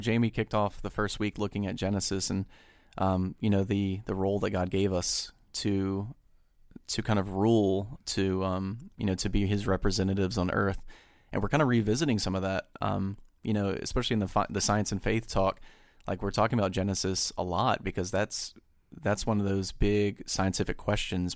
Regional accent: United States; me as an American

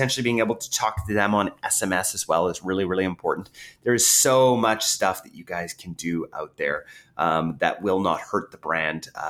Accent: Canada; I'm Canadian

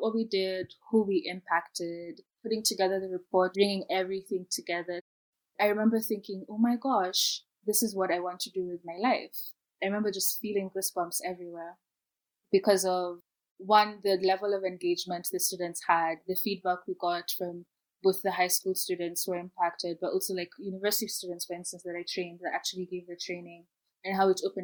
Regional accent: Kenya; moved away as an adult; I'm from Kenya

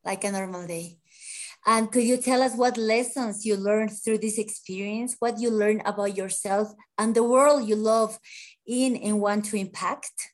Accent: Bolivia; from Bolivia, a sports journalist

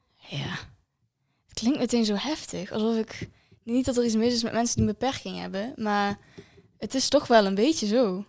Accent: Valkenburg, Limburg, Netherlands; ik kom uit Valkenburg

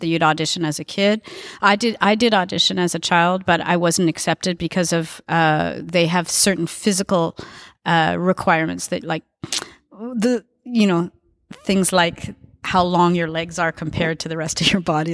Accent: Edmonton, Alberta, Canada; now in Montreal, Canada; I grew up in Edmonton

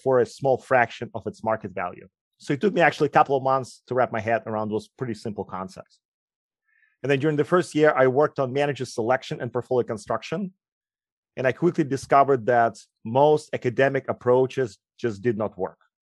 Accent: Ukraine; English is a second language; moved away; also born or lived in Moscow; As you will quickly notice, I have an accent. I grew up in Ukraine

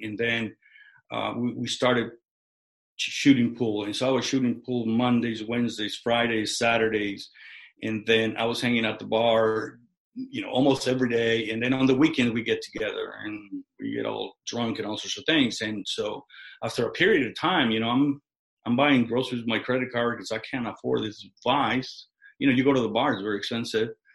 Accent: Mexico; now in United States; I was born in Mexico

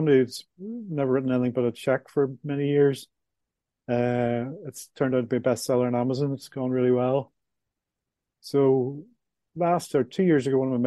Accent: Belfast, Northern Ireland, United Kingdom; moved away as an adult; mid 60s from Belfast, Northern Ireland. I was brought up in the Troubles, as we called it

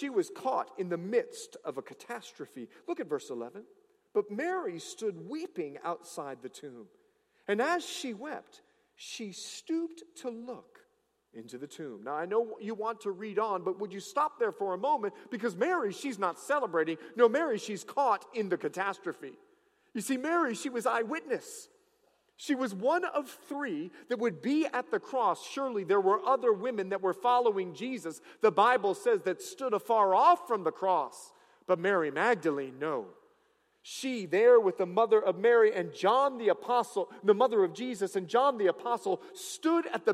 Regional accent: Bahamas; I'm from the Bahamas.

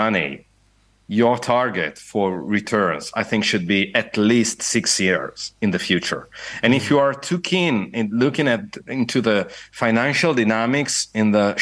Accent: Italy; now in Dublin, Ireland; I, as an Italian

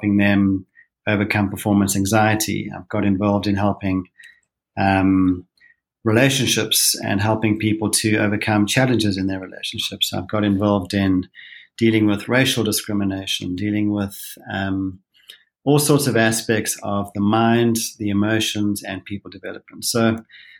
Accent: South Africa; moved away as an adult; now in Utah, United States; I'm a South African

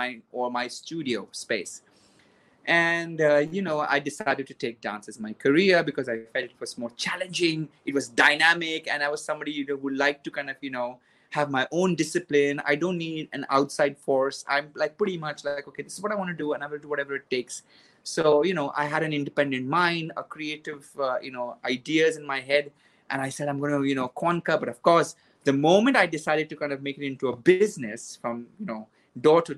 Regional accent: Mumbai, Maharashtra, India; I was born in Mumbai

